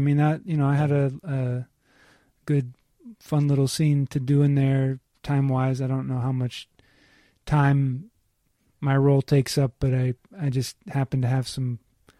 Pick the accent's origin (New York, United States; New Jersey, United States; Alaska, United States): Alaska, United States; Anchorage; also born or lived in Pittsburgh / California; I was born in Pittsburgh. Spent most of my childhood. Well, I lived in California really briefly. I spent most of my early childhood in Alaska.